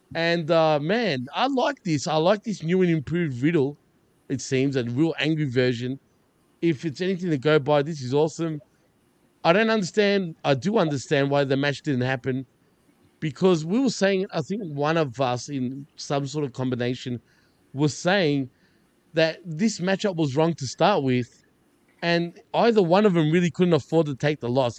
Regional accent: Australia; I'm Australian, not Centralian, Australian

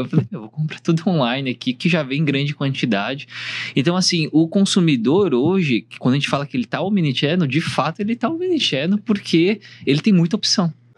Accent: Brazil; also born or lived in South Korea; eu sou, na verdade, sul-coreano, nasci na Coreia, mas cresci aqui no Brasil

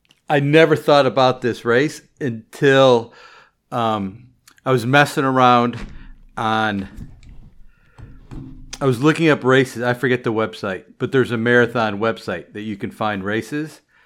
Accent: Chicago, Illinois, United States; now in Baltimore, United States; And I still consider Chicago my hometown race.

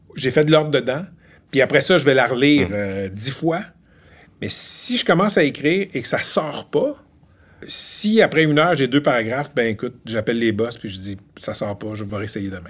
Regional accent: Laval, Quebec, Canada; moved away as an adult; also born or lived in Ottawa / Gatineau; now in Montreal, Canada; Je ne suis pas originaire de l'Outaouais tout, j'ai grandi à Laval

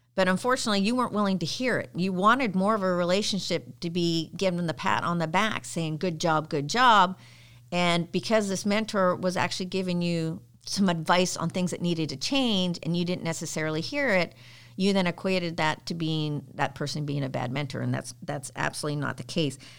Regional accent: Canada; now in United States; I was a Girl Guide when I was growing up in Canada.

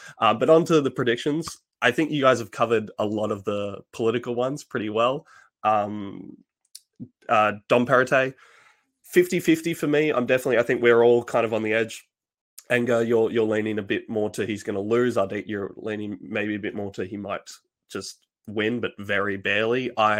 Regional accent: Australia; born or raised there

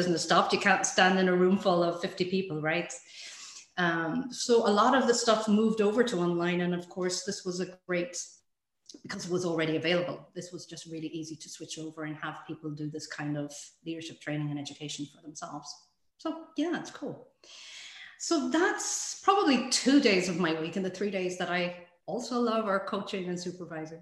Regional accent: Ireland; now in Sweden; I'm Irish, but living in Sweden

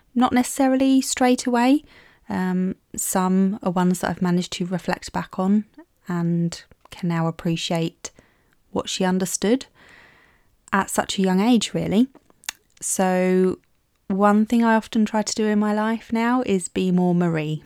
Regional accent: Maidstone, South East England, United Kingdom; my hometown of Maidstone

